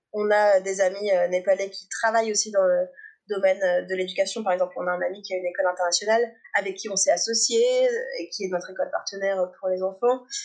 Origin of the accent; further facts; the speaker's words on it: Annecy, Auvergne-Rhône-Alpes, France; J'ai grandi à Annecy, en Haute-Savoie